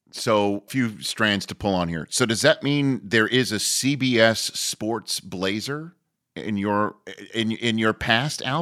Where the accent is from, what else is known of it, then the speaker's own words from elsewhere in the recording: New York, United States; Jewish kid growing up in New York